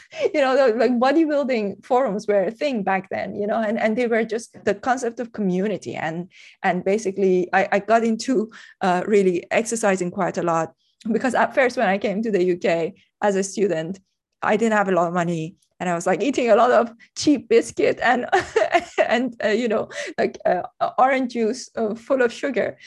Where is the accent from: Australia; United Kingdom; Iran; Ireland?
Iran; moved away as an adult; I, I grew up in Iran. Um, I left Iran, uh, when I was twenty-three